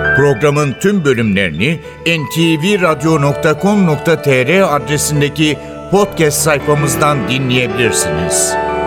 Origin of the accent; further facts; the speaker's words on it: Paris, Île-de-France, France; moved away as an adult; now in Istanbul, Turkey; ben de Parisliyim ve evet. İstanbul'da yaşıyorum uzun zamandır